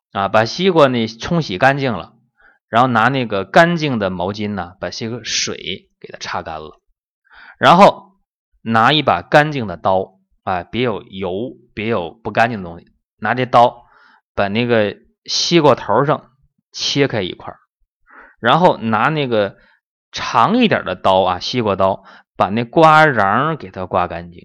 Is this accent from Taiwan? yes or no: no; China; 我们中国人